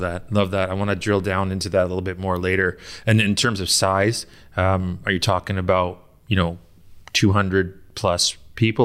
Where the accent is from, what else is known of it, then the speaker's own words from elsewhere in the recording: United Kingdom; I am British as well